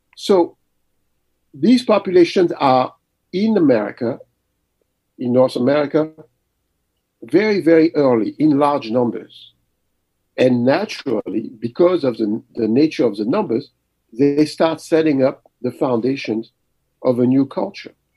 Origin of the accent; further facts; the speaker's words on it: Mali; also born or lived in Paris, France; now in United States; I was born in Paris, but very early my parents moved back to Mali.